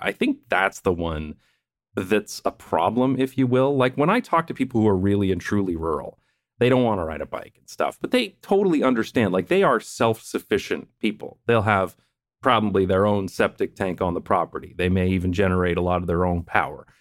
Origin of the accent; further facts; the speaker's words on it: London, Ontario, Canada; moved away; my hometown of London, Ontario, Canada